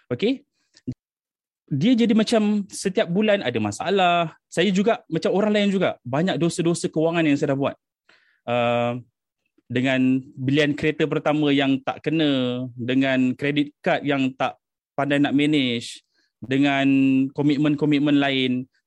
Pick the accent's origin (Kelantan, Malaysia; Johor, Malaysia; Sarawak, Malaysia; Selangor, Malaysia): Selangor, Malaysia; now in Gambang, Malaysia; Saya berasal dari Selangor tapi saya dah duduk di Pahang sejak 5 6 tahun lepas lah. Ah, saya menetap di Gambang.